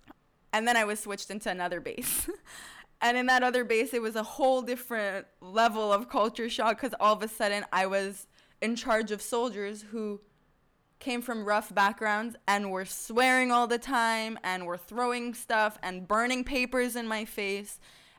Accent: Thailand; English is a second language; now in Israel; they were all from Florida, and I was from Thailand

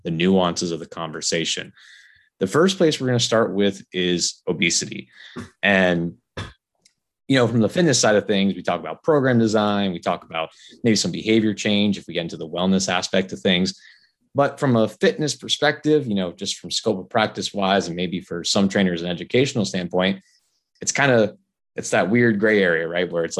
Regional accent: South Florida, United States; I'm an East Coast kid, man. That's where I grew up in South Florida, and that's where I stayed

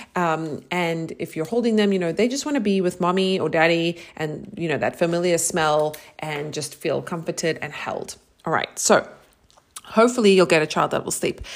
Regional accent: South Africa; moved away as an adult; also born or lived in New York, United States; now in Austin, United States; I am originally from South Africa. I lived there for twenty-six years. So all of my formative years

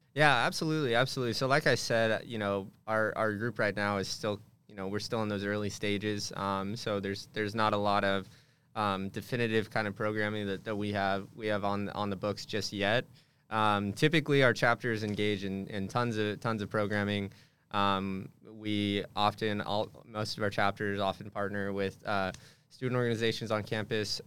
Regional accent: Hemet, California, United States; moved away as an adult; also born or lived in Santa Barbara; I'm from a little, little town in Southern California called Hammett, California.

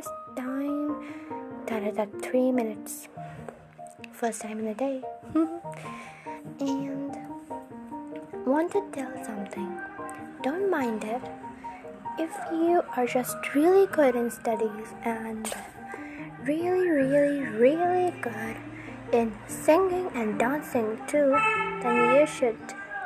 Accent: India; I'm from India

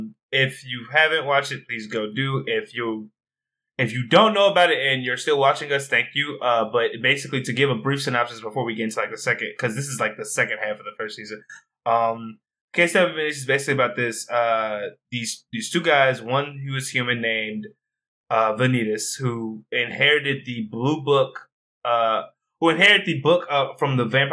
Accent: United States; Because we're American.

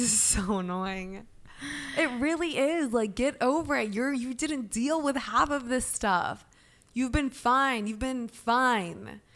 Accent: Alpharetta, Georgia, United States; also born or lived in Atlanta; we grew up in Alpharetta, right? Which is very white very privileged

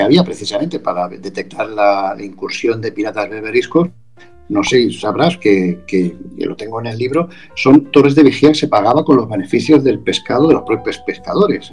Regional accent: Barcelona, Catalonia, Spain; moved away; yo, nací en Barcelona, yo soy de Barcelona

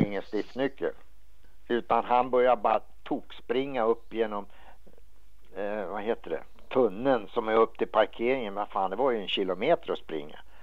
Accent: Stockholm, Stockholm County, Sweden; moved away as an adult; also born or lived in San Diego, California; I det kvarteret där jag bodde i Enskede när jag växte upp, jag var en liten grabb

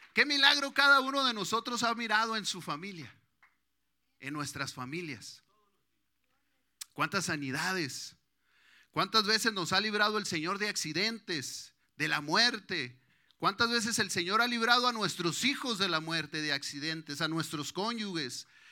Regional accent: Mexico; now in United States; La mayoría creo que somos mexicanos

